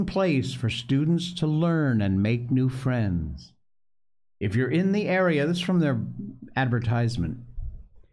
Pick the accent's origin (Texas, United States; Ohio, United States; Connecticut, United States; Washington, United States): Connecticut, United States; Cornwall; I was born in Connecticut, folks. Cornwall, Connecticut